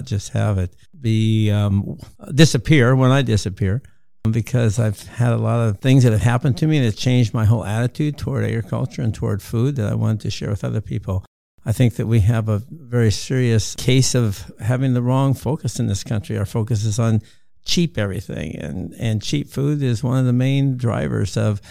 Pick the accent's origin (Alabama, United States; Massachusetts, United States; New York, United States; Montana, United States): Montana, United States; I'm from Montana, living on a wheat and cattle ranch that has been the family